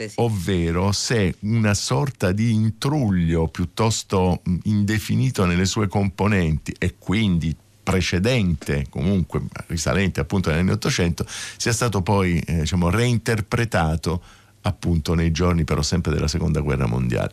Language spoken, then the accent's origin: Italian; Taranto, Apulia, Italy; now in Rome, Italy; Io non sono nato a Roma, un pezzo della mia famiglia e, e, viveva a Roma, insomma possiamo dire che era romana insomma, da, da, da, parecchi anni, però io vengo dal sud, vengo da Taranto